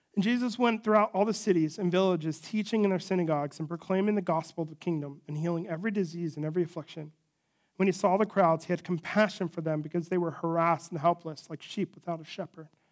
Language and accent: English; United States; we as American citizens